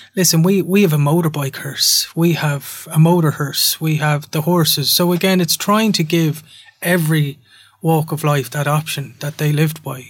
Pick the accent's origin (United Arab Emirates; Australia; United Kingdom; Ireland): Ireland; as an Irish culture, we're quite proud people.